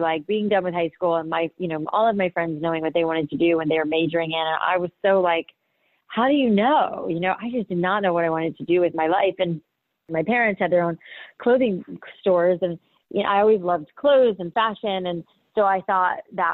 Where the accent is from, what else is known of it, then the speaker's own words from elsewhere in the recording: Boca Raton, Florida, United States; I grew up in Boca Raton, Florida, and, you know, when I moved to Boca, I was in like middle school